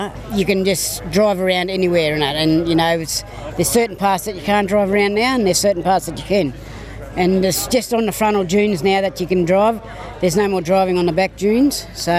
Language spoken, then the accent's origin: English; Karuah, New South Wales, Australia; At Karua. I lived there all my life.